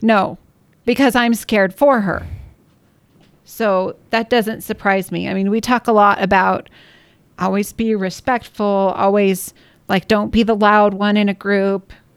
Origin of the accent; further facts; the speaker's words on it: Washington, United States; now in Utah, United States; I grew up in Washington